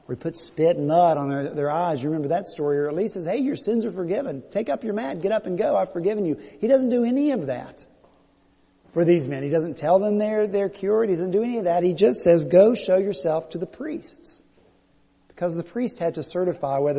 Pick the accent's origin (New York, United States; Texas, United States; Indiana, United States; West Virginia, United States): West Virginia, United States; now in Charleston, United States; I'm from West Virginia, you know, I got a full set of teeth.